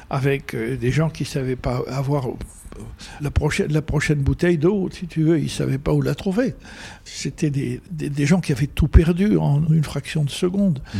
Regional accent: Algeria; first language Arabic; French is a second language; moved away; also born or lived in United States / France; quand j'étais gosse, 4 ans, 5, 6 ans. Mhm. Je jouais dans le bled et ma première langue, c'était l'arabe avec mes petits copains.

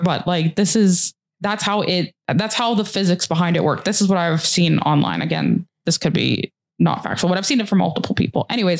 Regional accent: Canada; He realizes we're from Canada.

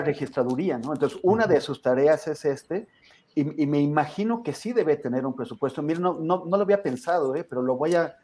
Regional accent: Mexico; siendo un mexicano

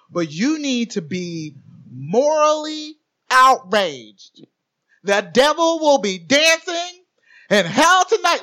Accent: Orlando, Florida, United States; growing up in Orlando

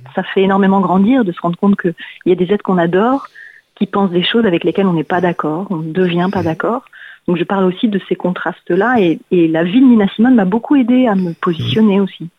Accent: Paris, Île-de-France, France; Je suis une Parisienne.

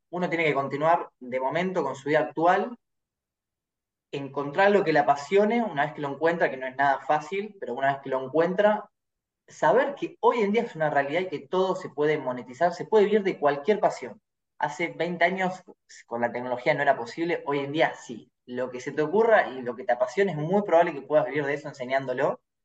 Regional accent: Argentina; soy argentino y tomo mate

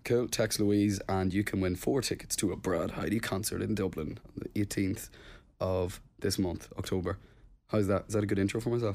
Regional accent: Plumbridge, Northern Ireland, United Kingdom; moved away; hometown was Plum Bridge and it's a tiny, tiny village, like, in Tyrone

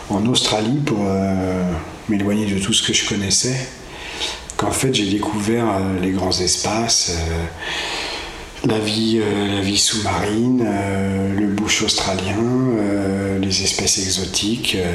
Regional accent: Cholet, Pays de la Loire, France; je suis né euh, donc à Cholet, euh, version bocage. donc j'ai grandi dans la campagne, enfin en milieu rural type

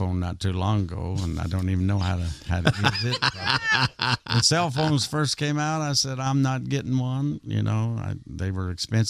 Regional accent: Spencer, Indiana, United States; I just played a show in Spencer, my hometown.

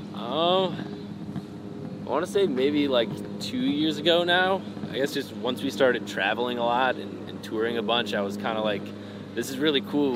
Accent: Northfield, Illinois, United States; I was born in Northfield, Illinois

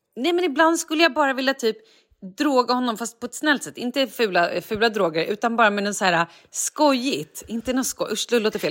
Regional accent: Vallentuna, Stockholm County, Sweden; jag är uppvuxen i Vallentuna

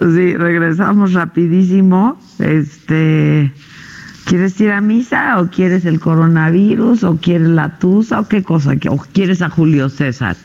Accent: Mexico

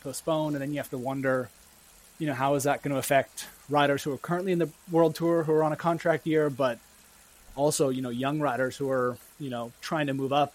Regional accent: Bend, Oregon, United States; moved away as an adult; now in Vermont, United States; I grew up in Bend, Oregon, so that's on the west coast in the center of the state

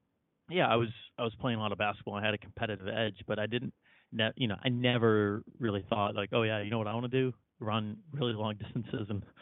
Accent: Chicago, Illinois, United States; So I grew up in Chicago, and I think every kid in Chicago that grew up there in the 90s is required to play basketball

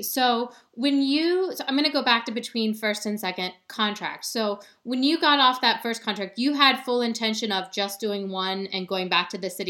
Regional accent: Ohio, United States; Dude, I'm from Ohio.

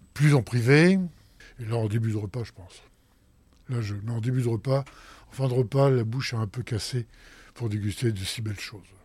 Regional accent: Picardy, Hauts-de-France, France; now in Paris, France; je suis picard moi-même. Mais je suis picard, mais de l'autre côté, je suis côté de betterave

